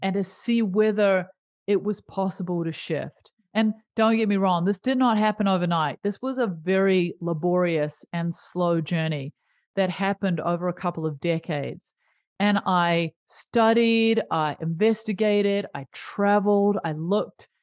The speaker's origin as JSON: {"language": "English", "country": "New Zealand", "tie": "born or raised there", "said": "I grew up in New Zealand"}